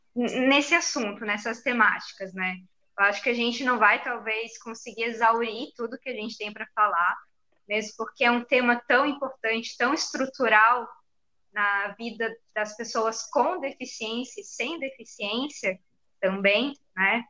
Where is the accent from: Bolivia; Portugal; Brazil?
Brazil; Florianópolis, Santa Catarina; sou de Floripa